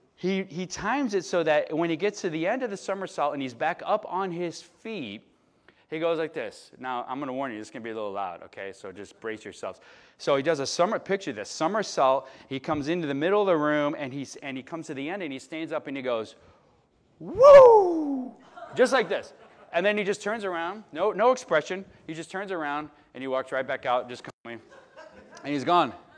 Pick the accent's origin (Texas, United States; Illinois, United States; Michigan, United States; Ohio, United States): Illinois, United States; Chicago; moved away; I'm from Chicago